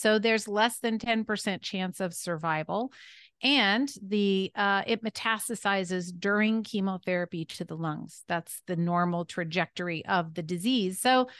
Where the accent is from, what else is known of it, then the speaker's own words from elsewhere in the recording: California, United States; born there; I was born in Northern California.